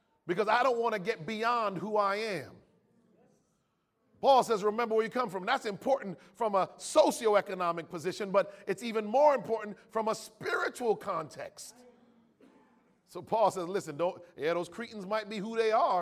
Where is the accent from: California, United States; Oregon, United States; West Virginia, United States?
California, United States; I was born and raised in America